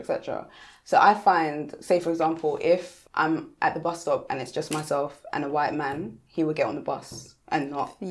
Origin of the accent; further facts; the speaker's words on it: London, United Kingdom; moved away as an adult; now in Watford, United Kingdom; I didn't grow up there. I grew up in London.